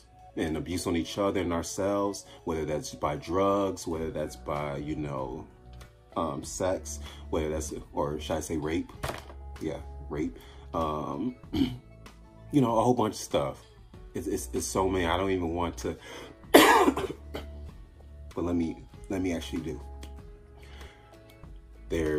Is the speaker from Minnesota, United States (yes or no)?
no; Chicago, Illinois, United States; me growing up in Chicago